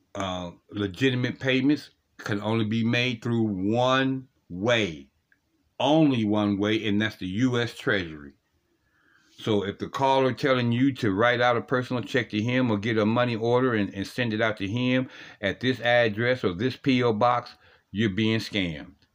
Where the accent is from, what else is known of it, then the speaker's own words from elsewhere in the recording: Ohio, United States; Ohio, uh, my home state